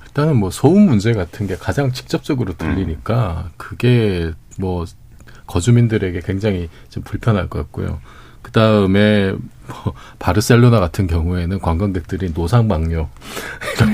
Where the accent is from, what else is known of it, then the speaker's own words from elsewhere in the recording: Busan, South Korea; moved away; 고향이 부산인데